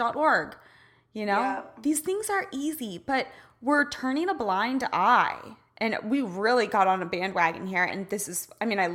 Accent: Midwest, United States; I'm a girl from the Midwest

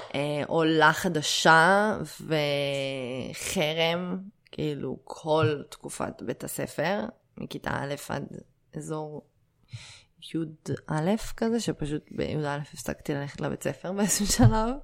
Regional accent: Israel; להרגיש חלק בלתי נפרד מהמדינה שבה גדלתי

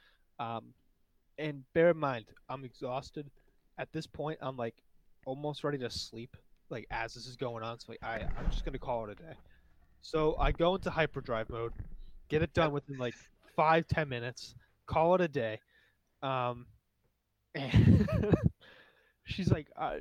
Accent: New Hampshire, United States; I'm from New Hampshire

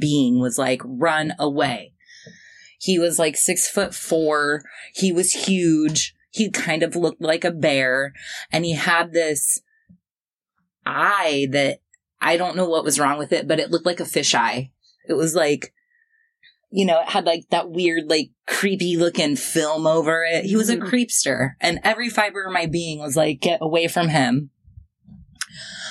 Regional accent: Springfield, United States; my hometown, Springfield.

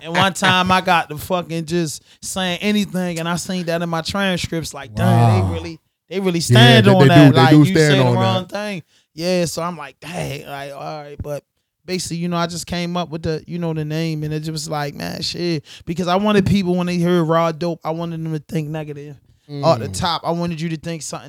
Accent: Baltimore, Maryland, United States; we come from Baltimore and we come from, you know, the urban community

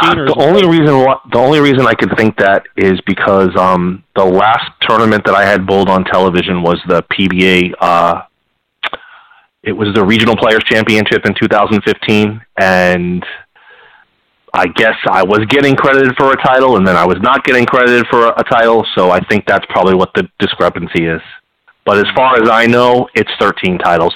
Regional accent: Northeast, United States; we're all from the Northeast

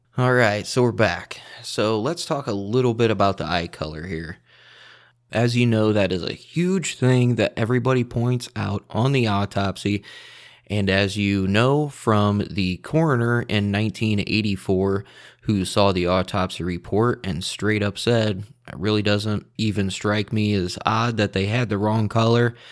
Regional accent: two hours from Chicago, Midwest, United States; I'm from the Midwest, like two hours away from Chicago

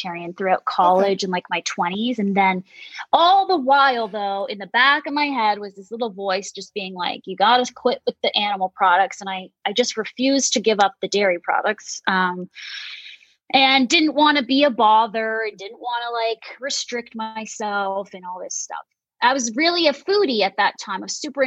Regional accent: Mississauga, Ontario, Canada; I grew up in a place called Mississauga, Ontario, which is in Canada, just outside of Toronto, the suburbs

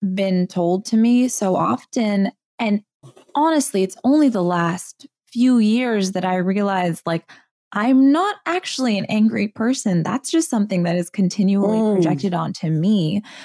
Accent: Southern California, United States; I grew up in Southern California in, in a white neighborhood

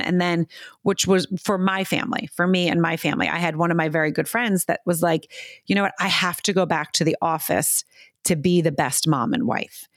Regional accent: United States; also born or lived in New York City, United States; I grew up in America.

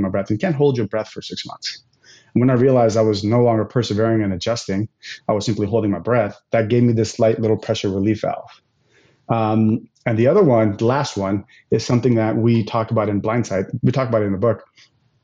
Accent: United States; I'm going to speak as an American here

